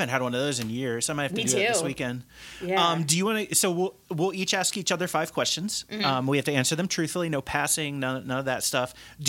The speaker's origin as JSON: {"language": "English", "region": "southeastern corner of Indiana", "country": "United States", "tie": "born or raised there", "also_born_or_lived": "Cincinnati, Ohio", "moved": "yes", "said": "back in my hometown area, which is in the southeastern corner of Indiana."}